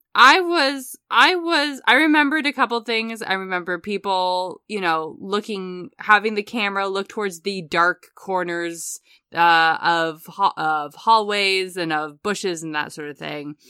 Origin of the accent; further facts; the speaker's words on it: United States; as an American growing up in the nineties